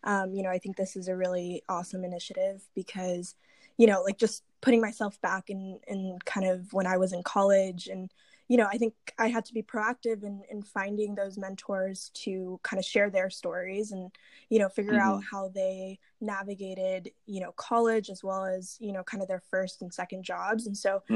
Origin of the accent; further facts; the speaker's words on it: Bay Area, California, United States; also born or lived in India / Kenya / New Jersey; I had the opportunity to grow up in the Bay Area